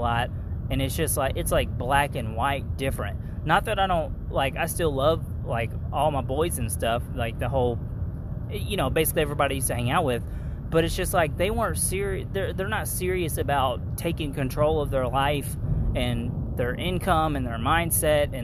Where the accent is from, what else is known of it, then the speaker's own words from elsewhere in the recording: Kentucky, United States; I'm from Kentucky. Everybody, like, basically poor is the norm where I'm from.